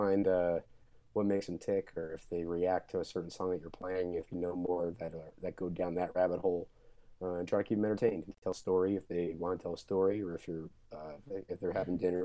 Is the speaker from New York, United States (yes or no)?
yes; New York, United States; I grew up in New York